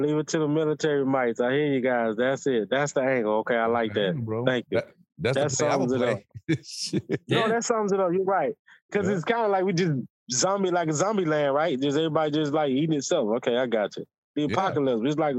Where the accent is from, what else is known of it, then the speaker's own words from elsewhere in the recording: United States; I'm just American, dog. Like, I'm a historian, like me.